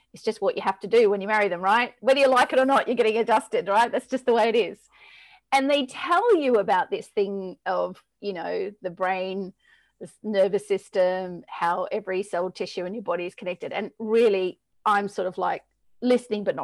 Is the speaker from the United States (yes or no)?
no; Australia; moved away as an adult; now in England, United Kingdom; Born and raised in Australia, moved to England in 1997, been here ever since